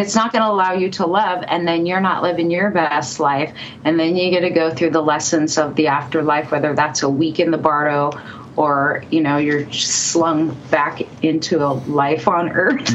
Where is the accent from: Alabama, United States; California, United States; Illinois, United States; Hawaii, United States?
California, United States; moved away as an adult; also born or lived in Seattle; now in Colorado, United States; I was born and raised in California, was living in Seattle at the time